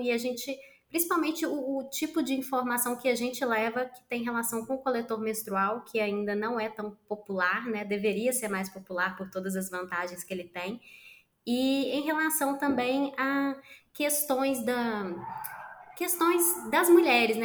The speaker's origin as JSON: {"language": "Portuguese", "region": "Minas Gerais", "country": "Brazil", "said": "Sou mineira, tenho 39 anos"}